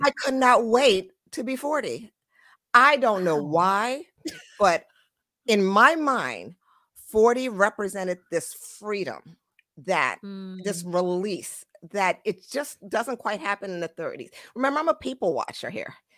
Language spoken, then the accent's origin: English; United States; also born or lived in Trinidad; I was born in Trinidad, raised in America